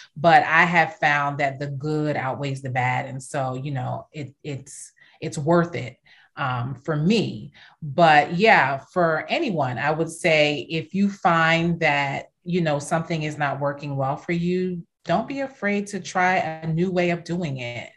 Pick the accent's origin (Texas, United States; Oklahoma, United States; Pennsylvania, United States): Pennsylvania, United States; Philadelphia; moved away as an adult; also born or lived in California / Caribbean / South Jersey / Princess Anne, Maryland; now in Washington, D.C., United States; I came back here and grew up in Philly and South Jersey